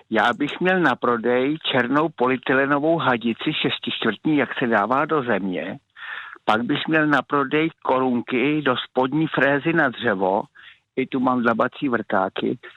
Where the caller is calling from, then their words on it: Kamenice nad Lipou, Vysočina Region, Czechia; Opakuji telefonní číslo 775 626 397 až jsem od Kamenice nad Lipou.